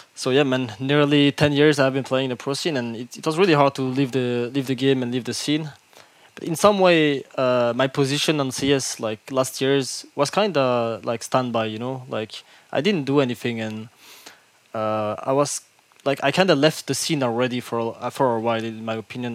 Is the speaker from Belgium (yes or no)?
yes; Brussels, Brussels-Capital Region, Belgium; English is a second language; I born in Brussels. Uh, I'm originally from Morocco. My family is from Morocco, but I have been living here all my life